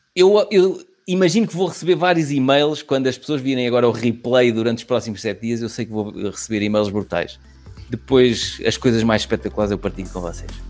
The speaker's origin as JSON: {"language": "Portuguese", "region": "Lisbon", "country": "Portugal", "said": "sou de Lisboa"}